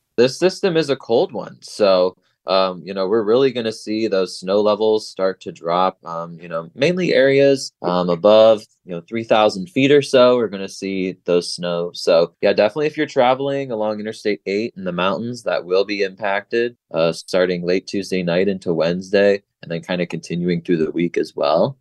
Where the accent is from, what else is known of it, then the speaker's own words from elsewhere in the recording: Ohio, United States; now in San Diego, United States; I'm from Ohio